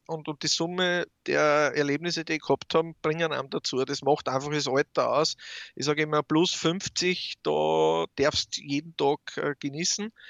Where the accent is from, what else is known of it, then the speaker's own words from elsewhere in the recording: Austria; warum es mit der Farbe auf den Häusern nicht so korrekt ist wie bei uns in Österreich.